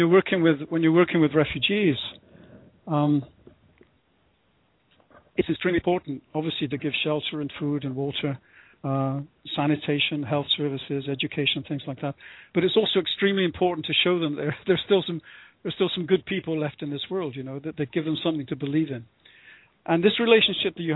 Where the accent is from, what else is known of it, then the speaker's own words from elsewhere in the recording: United Kingdom; I first started out as a British volunteer in Ecuador in the late 60s